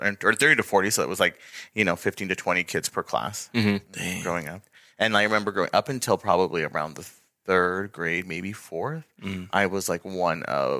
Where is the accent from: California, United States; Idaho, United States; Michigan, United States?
Idaho, United States; Mud Lake; also born or lived in Jalisco, Mexico; I was born in Mexico, but I was raised here in Idaho, Eastern Idaho.